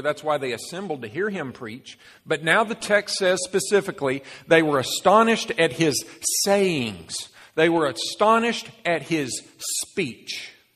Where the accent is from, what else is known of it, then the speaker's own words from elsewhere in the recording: Dallas, Texas, United States; Dallas, Texas, my basically my hometown